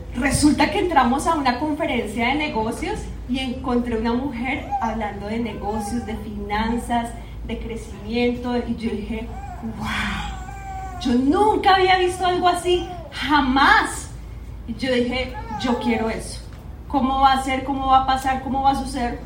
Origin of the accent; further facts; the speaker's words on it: Bogotá, Colombia; moved away as an adult; yo soy de Bogotá, Colombia. Allá, pues de mis orígenes, 34 años estuve allá viviendo en esa ciudad